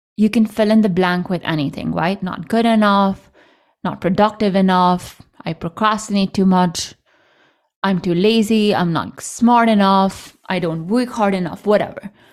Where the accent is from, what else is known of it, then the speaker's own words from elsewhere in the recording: India; moved away as an adult; also born or lived in United States; I grew up in India. I moved to the U S in college.